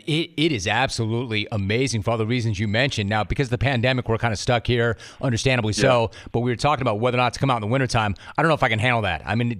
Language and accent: English; Los Angeles, California, United States; I'm a native Californian. I grew up in Los Angeles. I've spent my entire life in the state of California.